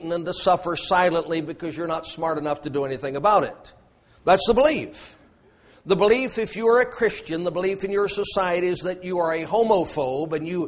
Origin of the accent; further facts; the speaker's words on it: United States; I'm an American